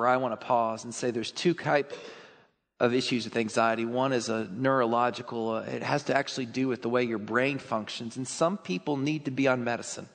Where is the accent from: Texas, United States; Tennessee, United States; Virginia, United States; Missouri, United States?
Texas, United States; I grew up in Texas